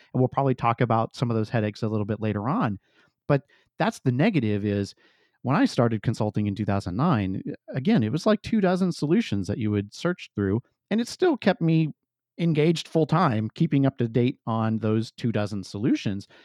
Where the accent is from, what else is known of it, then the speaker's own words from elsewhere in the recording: Santa Clara County, California, United States; I was born in the Santa Clara Valley and Santa Clara County out in California